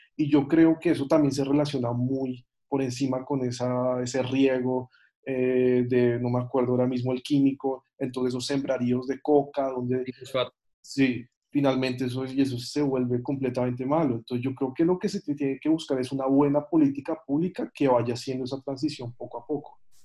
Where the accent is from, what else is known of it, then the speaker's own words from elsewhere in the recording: Colombia; como sociedad colombiana